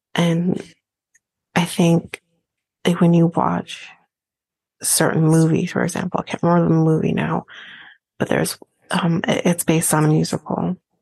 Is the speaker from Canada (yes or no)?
yes; Canada; as a Canadian